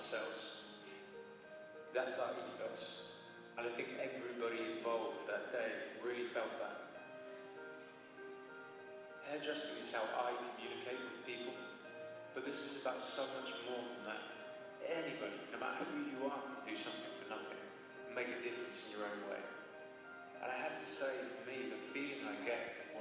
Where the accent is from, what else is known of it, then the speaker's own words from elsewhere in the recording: Kent, South East England, United Kingdom; now in Guernsey; I'm from Kent